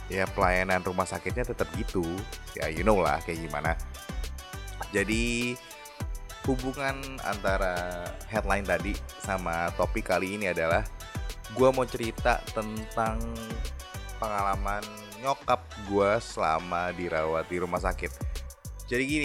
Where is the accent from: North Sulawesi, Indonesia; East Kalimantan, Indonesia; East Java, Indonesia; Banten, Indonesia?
Banten, Indonesia; Rangkasbitung; menguburkan adiknya bokap di kampung gue di Rangkas Pitung Banten